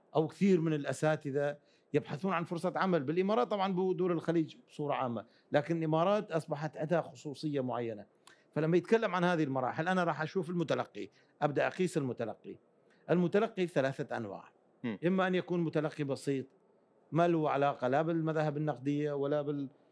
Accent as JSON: {"language": "Arabic", "town": "Mosul", "region": "Nineveh", "country": "Iraq", "tie": "born or raised there", "also_born_or_lived": "Akre, Kurdistan, Iraq", "said": "صحيح ولدت في كردستان في مدينه عقره اللي تبعد عن مدينه الموصل ساعه تقريبا لكني يعني كان عمري خمس سنوات انتقلنا انا والوالد انتقل الى الموصل وعشت كل طفولتي في الموصل"}